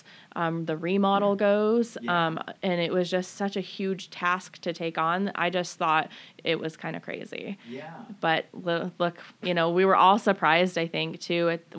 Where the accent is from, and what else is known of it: Everett, Washington, United States; born or raised there; also born or lived in Bridgeport, Connecticut / Camano Island, Washington